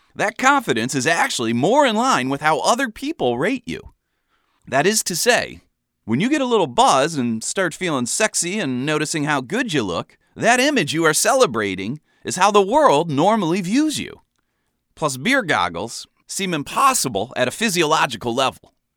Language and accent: English; Ohio, United States; moved away as an adult; now in Chicago, United States; I was from Ohio originally, but had been in Chicago for a couple of years